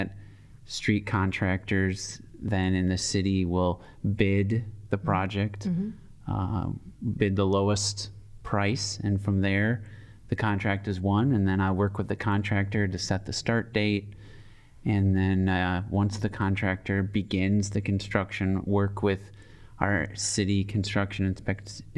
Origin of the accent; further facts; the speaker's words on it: Hartland, Wisconsin, United States; now in Madison, United States; I grew up in a suburb of Milwaukee, Heartland